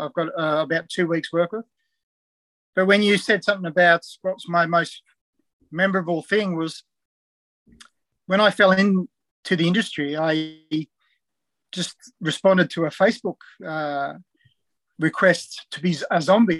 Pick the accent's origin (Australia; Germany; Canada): Australia; Perth, Western Australia; also born or lived in New Zealand; now in Newcastle, Australia; So I was born in New Zealand. come across when I was about 6 years old. We actually moved to WA, Perth, initially, because my dad actually worked in the gold mines in Kalgoorlie.